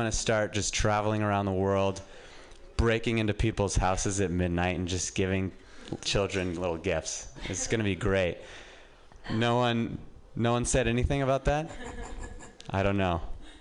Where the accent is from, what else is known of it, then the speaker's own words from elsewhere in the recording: Reno, Nevada, United States; moved away as an adult; now in San Francisco, United States; I'm from Reno, and just getting out of Reno and living in San Francisco